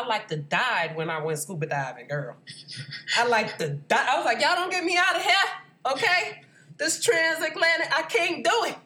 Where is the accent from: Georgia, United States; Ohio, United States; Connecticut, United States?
Georgia, United States; Atlanta; I grew up in Atlanta